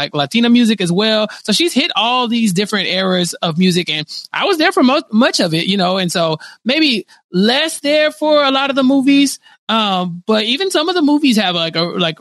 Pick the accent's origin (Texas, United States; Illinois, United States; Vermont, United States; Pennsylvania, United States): Texas, United States; I'm from Texas.